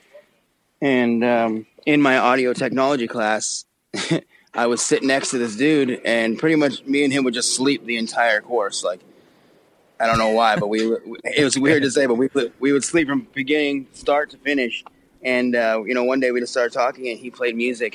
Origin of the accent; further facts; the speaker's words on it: Abbotsford, British Columbia, Canada; outside of Vancouver. It's called Abbotsford. It's like 30, 40 minutes outside of Vancouver